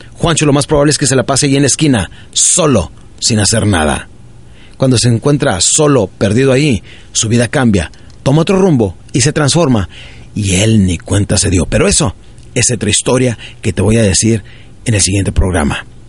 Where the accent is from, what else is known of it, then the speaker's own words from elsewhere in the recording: Ciudad Juárez, Chihuahua, Mexico; also born or lived in Parral, Chihuahua; yo crecí en, eh, en Ciudad Juárez, Chihuahua, nací en un pueblito de Chihuahua que se llama Parral, Parral, Chihuahua, y crecí de los siete años en adelante